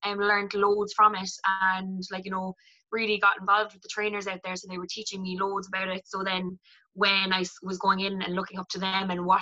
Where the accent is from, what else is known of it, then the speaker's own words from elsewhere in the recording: Cork, Munster, Ireland; I'm 24 and I'm from Bishopstown.